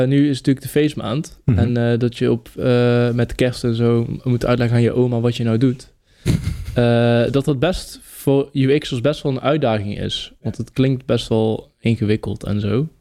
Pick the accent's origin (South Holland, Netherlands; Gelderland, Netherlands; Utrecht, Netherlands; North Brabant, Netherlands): North Brabant, Netherlands; fotograaf, dichter, Brabander